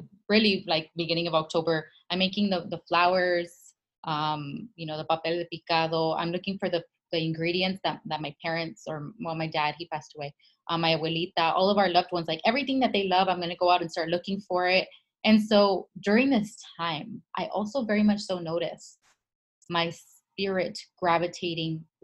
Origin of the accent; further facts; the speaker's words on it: Los Angeles, California, United States; also born or lived in San Diego; I'm from El Sereno, like deep in LA right there, where most of us are first generation in the country